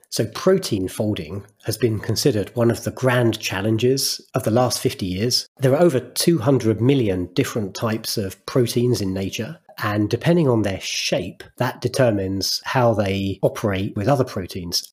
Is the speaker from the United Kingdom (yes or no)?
yes; United Kingdom; As a British person